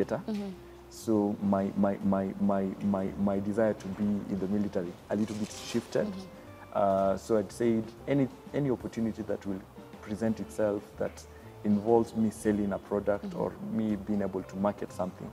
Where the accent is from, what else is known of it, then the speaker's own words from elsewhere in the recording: Makueni County, Kenya; first language Kamba; English is a second language; moved away; also born or lived in Thika / Nairobi; having grown up in the village in Makueni